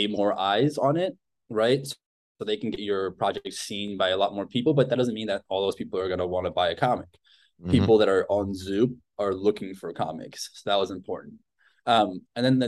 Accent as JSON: {"language": "English", "country": "Argentina", "tie": "born or raised there", "moved": "yes", "said": "I grew up in Argentina"}